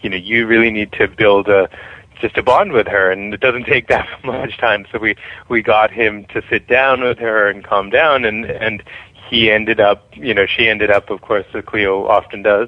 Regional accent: Boston, Massachusetts, United States; moved away as an adult; also born or lived in New York; now in Los Angeles, United States; I grew up in Boston, so while I haven't lived there since I left for college

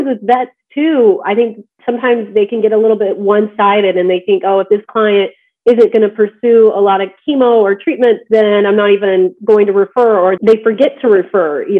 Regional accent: Midwest, United States; moved away; also born or lived in Georgia / Colorado; I'm actually from the Midwest, so I grew up on a farm

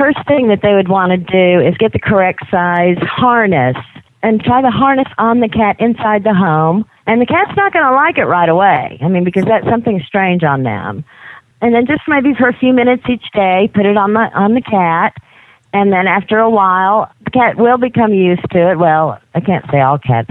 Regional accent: Jackson, Mississippi, United States; now in Utah, United States; I'm originally from Jackson, Mississippi, but I haven't been there in quite a long time. But I think I still have my accent

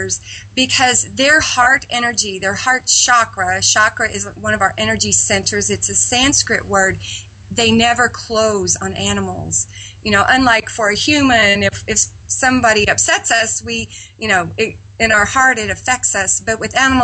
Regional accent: Midwest, United States; I was raised in the Midwest on a farm

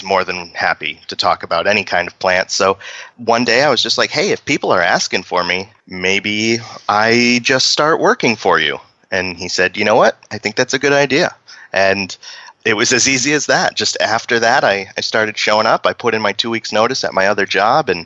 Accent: Maine, United States; growing up in Maine

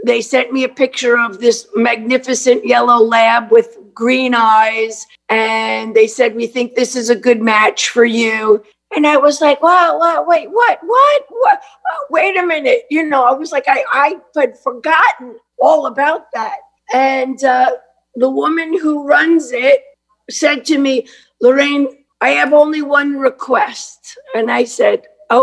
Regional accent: New York City, New York, United States; I'm a kid from Brooklyn.

